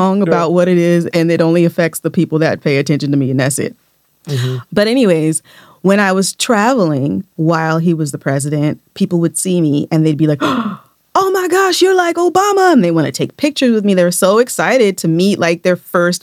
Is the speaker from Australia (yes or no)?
no; United States; we're from America